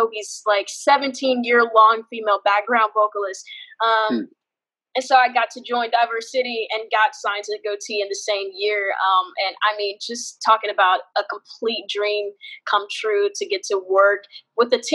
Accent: Memphis, Tennessee, United States; So I grew up in North Memphis, which is the hood in Memphis, Tennessee

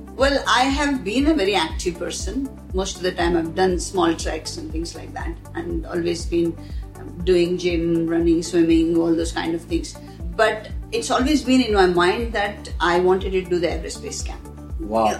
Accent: India; moved away as an adult; also born or lived in United Kingdom; now in Dubai, United Arab Emirates; I'm born and brought up in India and now in Dubai.

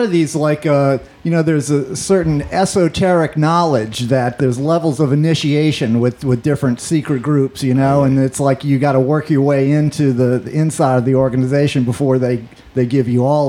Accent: New Orleans, Louisiana, United States; I grew up around this in New Orleans.

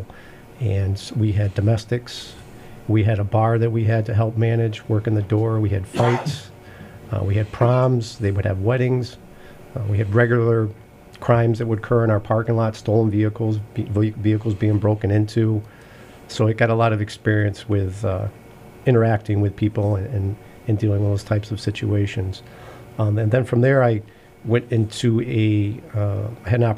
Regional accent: Pittsfield, Massachusetts, United States; also born or lived in Dalton, Massachusetts; I was born and raised in Berkshire County. I spent the first 11 years of my life living in Dalton. My family moved to Pittsfield

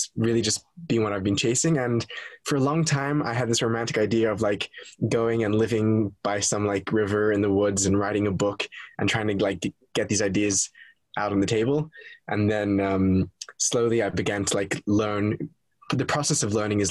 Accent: Sydney, New South Wales, Australia; I am Australian. I was born in Sydney, Australia, to a Orthodox Jewish family

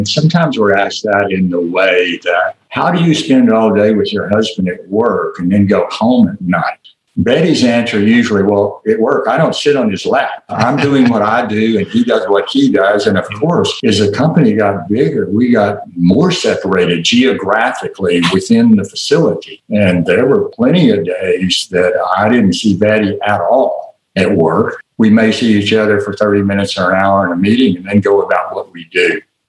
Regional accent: Little Rock, Arkansas, United States; You've already noted that I'm from Little Rock, Arkansas, and you may or may not remember or have learned that Little Rock was one of the first school systems in the South to be integrated.

